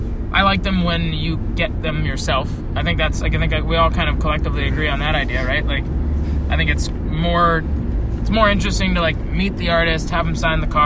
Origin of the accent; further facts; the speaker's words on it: Seattle, Washington, United States; I grew up in Seattle